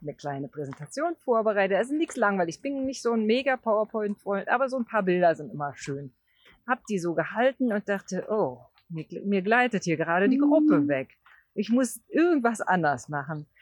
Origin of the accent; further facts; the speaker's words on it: Brandenburg, Germany; Also fast in der Nähe von Brandenburg, da wo ich mhm. herkomme